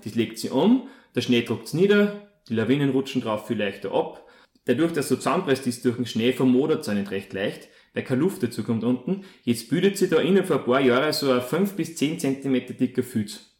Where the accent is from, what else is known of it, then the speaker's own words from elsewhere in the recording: Molln, Upper Austria, Austria; also born or lived in Vienna / Salzburg; komme aus Mollen in Oberösterreich